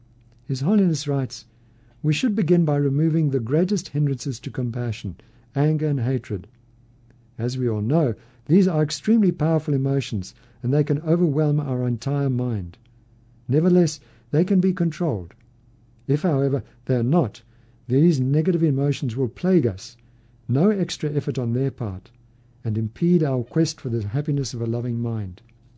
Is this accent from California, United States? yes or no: yes; California, United States; now in Idaho, United States; It's interesting because I grew up in California. California has its own separate reputation in the country.